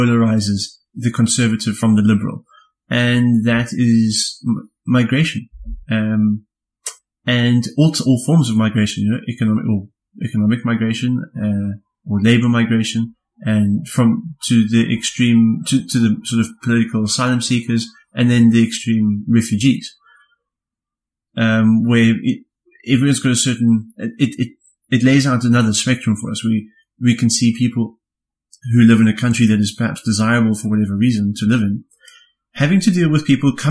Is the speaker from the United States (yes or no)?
no; South Africa; as a South African